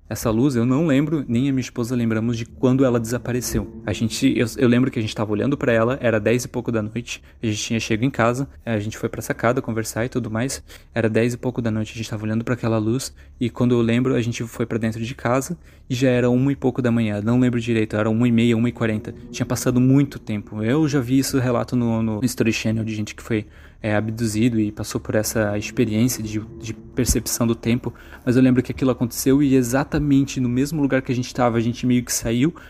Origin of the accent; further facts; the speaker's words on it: Santa Catarina, Brazil; also born or lived in Brusque; Eu sou de Santa Catarina